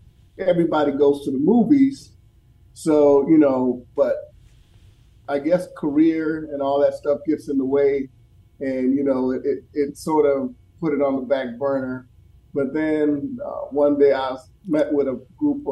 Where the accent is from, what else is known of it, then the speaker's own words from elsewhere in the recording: Minneapolis, Minnesota, United States; when I was growing up in Minneapolis